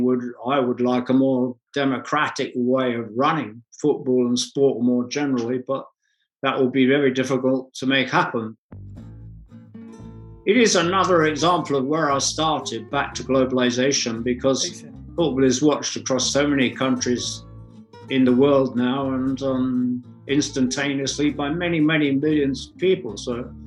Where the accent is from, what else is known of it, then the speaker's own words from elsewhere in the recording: London, United Kingdom; I was born on Tottenham High Street, and I first went to see the Spurs, the football club, there when I was 7 years old